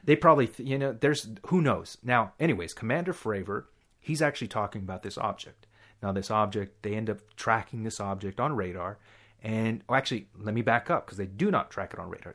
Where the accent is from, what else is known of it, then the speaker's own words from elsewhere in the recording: Texas, United States; also born or lived in Dallas; we're from Texas. We'll give that much information, at least. So I lived in Dallas for a little while